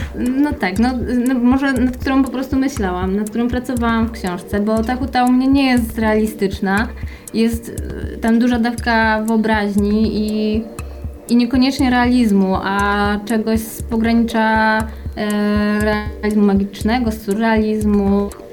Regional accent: Kraków, Lesser Poland, Poland; Ja w Nowej Hucie się urodziłam, mieszkałam przez całe dzieciństwo aż do dorosłości

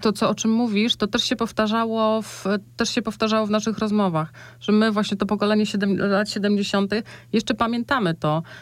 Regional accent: north-east Poland, Poland; moved away; ja pochodzę z, właśnie z miejscowości na północny wschód Polski, tam gdzie jeszcze te zwyczaje się, się uchowały

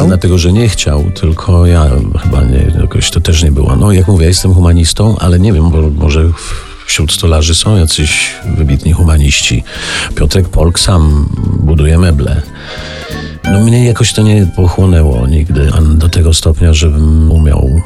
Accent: Warmian-Masurian Voivodeship, Poland; jako chłopak z Mazur przebyłem kilometry w rajdach

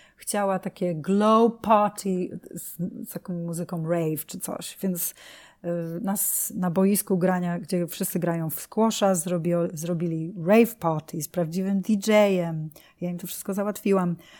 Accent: Poland; also born or lived in United Kingdom; now in New York, United States; urodziłam się w Polsce

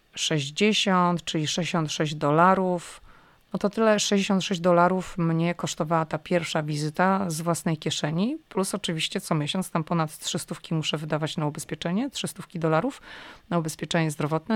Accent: Poland; moved away as an adult; now in United States; jestem z Polski

